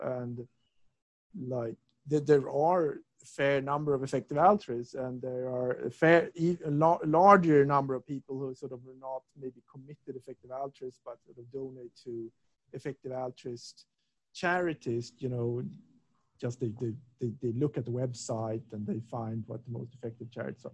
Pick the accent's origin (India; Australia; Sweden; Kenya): Sweden; Stockholm, Stockholm County; moved away as an adult; also born or lived in Lund, Sweden / England; I'm from Stockholm